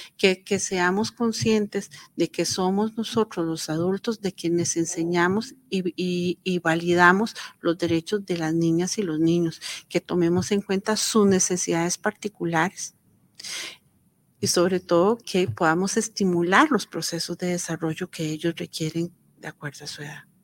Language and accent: Spanish; Costa Rica; Nosotros como Estado costarricense